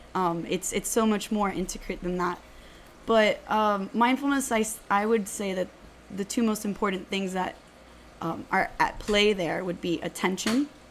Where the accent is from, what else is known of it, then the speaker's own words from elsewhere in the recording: Miami, Florida, United States; I was born and raised here in Miami, so 305 till I die.